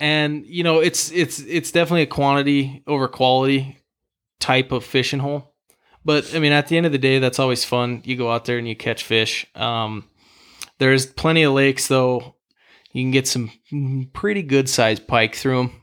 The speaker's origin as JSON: {"language": "English", "town": "Great Falls", "region": "Montana", "country": "United States", "tie": "born or raised there", "said": "growing up in Great Falls, I, you know, grew up playing football and hockey."}